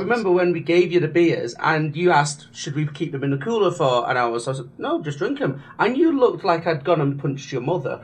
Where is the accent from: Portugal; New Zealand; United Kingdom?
United Kingdom; England; They just let us in because we're English